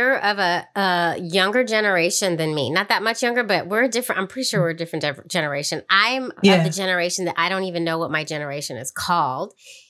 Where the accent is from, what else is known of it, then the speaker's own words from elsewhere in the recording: San Francisco, California, United States; moved away as an adult; now in New York, United States; San Francisco, my hometown.